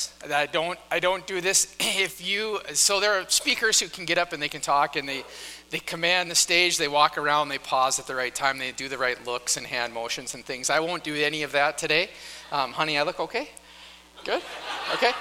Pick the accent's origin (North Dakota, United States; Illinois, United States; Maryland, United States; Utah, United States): North Dakota, United States; moved away; I grew up in North Dakota